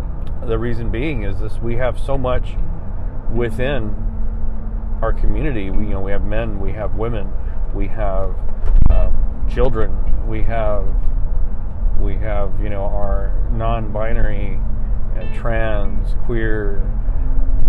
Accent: San Antonio, Texas, United States; I tell them I'm from Texas. I'm Tejano. I tell them that. Or, you know, I just tell them I'm from Texas. And then I tell them where in San Antonio.

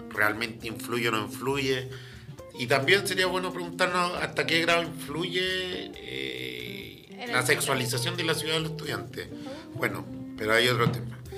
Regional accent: Valparaíso, Chile; now in Antofagasta, Chile; Yo, por lo menos que vengo de Valpo

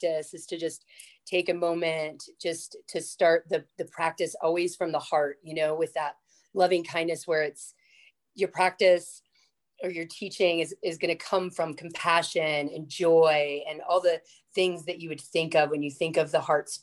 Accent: Florida, United States; I grew up in Florida

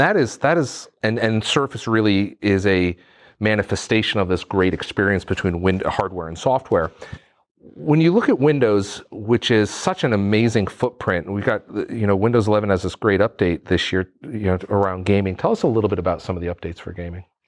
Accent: New England, United States; I'm from New England

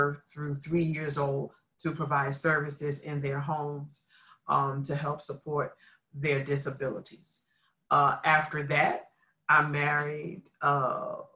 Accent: Philadelphia, Pennsylvania, United States; I am a native Philadelphia, Pennsylvania girl. I am from the area known as North Philly

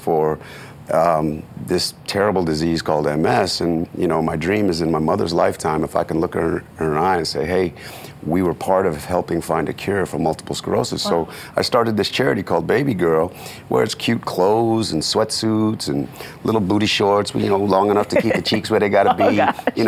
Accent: Oakland, California, United States; moved away; I come from East Oakland, which is the hood

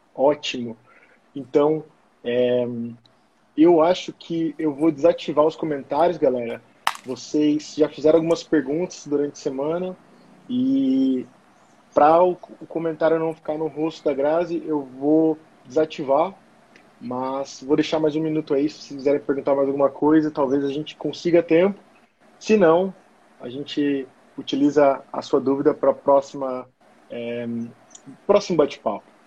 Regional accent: São José dos Campos, São Paulo, Brazil; moved away as an adult; also born or lived in Florianópolis, Brazil; now in Germany; sou natural de São José dos Campos, São Paulo

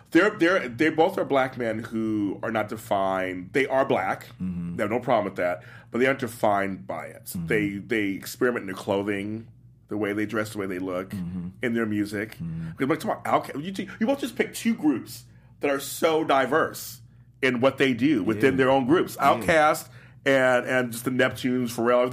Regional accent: Los Angeles, California, United States; moved away; I grew up in South Central Los Angeles

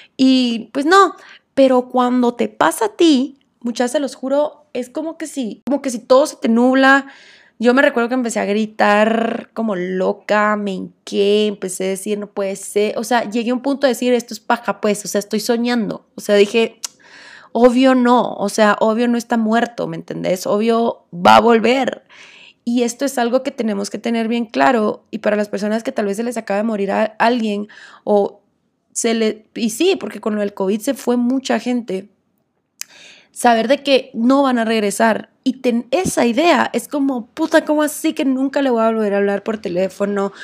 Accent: Guatemala; como buena guatemalteca

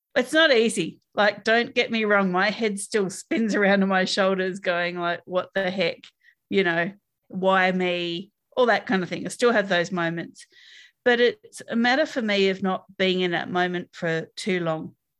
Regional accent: Australia

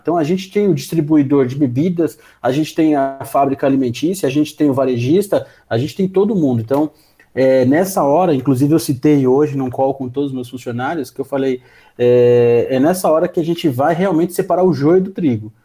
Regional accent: Brazil; a gente, como brasileiro

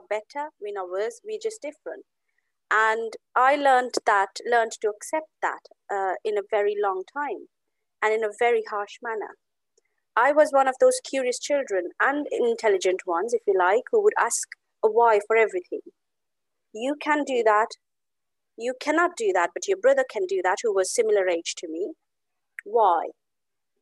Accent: Amritsar, Punjab, India; I come from India. I'm from Amritsar, the city of Golden Temple in Punjab, India.

